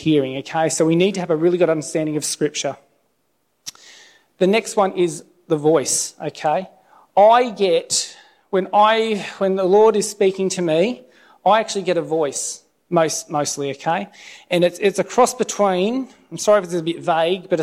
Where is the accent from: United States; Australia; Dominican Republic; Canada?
Australia; Alstonville, New South Wales; moved away as an adult; also born or lived in Lismore; now in Sydney, Australia; my hometown of Alstonville